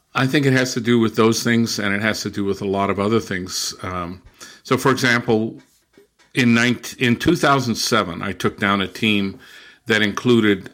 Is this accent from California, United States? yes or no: yes; Southern California, United States; also born or lived in Brazil / England / Germany; now in Massachusetts, United States; I was born and raised in Southern California